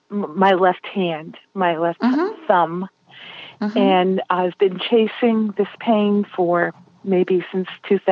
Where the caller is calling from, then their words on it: Richmond, Virginia, United States; I'm in Virginia. Richmond.